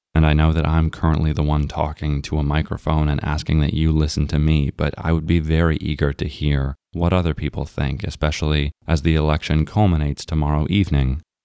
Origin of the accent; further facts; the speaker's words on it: United States; we are all American